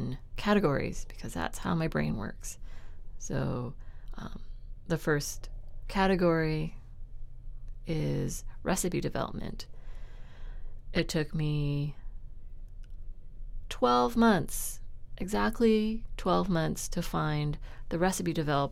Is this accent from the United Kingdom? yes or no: no; Richmond, British Columbia, Canada; where I was raised in Richmond in a middle-class neighborhood